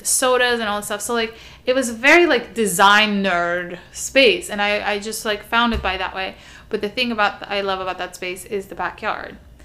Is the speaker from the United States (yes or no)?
no; Istanbul, Turkey; moved away; I also grew up very, very unusual for growing up in Istanbul in a house with a backyard.